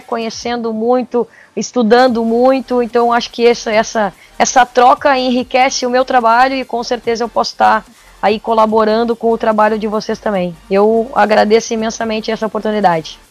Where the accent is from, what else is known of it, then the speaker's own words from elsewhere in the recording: Porto Alegre, Rio Grande do Sul, Brazil; eu sou de Porto Alegre, sou do sul do Brasil, e sempre tive todas as experiências aqui no Sul.